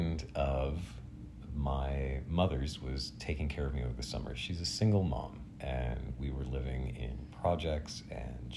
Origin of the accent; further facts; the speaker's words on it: Portsmouth, Virginia, United States; I was a young kid growing up around the Great Dismal Swamp in Virginia, in Chesapeake area, Suffolk, Portsmouth, all of the Tidewater, so Southeast Virginia